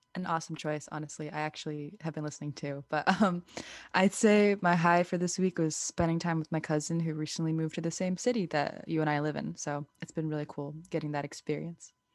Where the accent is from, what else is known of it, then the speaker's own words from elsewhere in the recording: United States; also born or lived in India; being brown first gen women in America